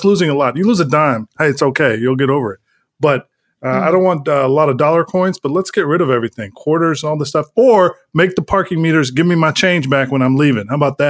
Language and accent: English; India; I am Indian, so that's that part. I will confirm that.